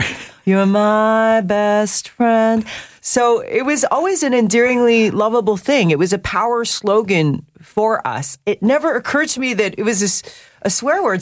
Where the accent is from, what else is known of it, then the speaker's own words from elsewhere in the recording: North Vancouver, British Columbia, Canada; I was raised in North